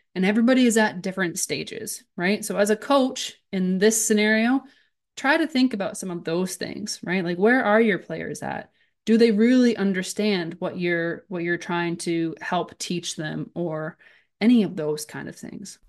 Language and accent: English; Brantford, Ontario, Canada; moved away as an adult; also born or lived in Haldimand, Ontario / Stoney Creek, Ontario / eastern Canada / Hungary; now in Germany; I'm from Brantford, Ontario. I played in Brantford until, I think I was maybe fourteen